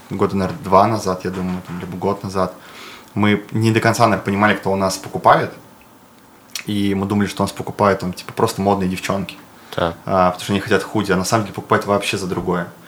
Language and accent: Russian; Ufa, Bashkortostan, Russia; они как бы гордятся, то, что я башкир, и это круто, вот. Я из Уфы.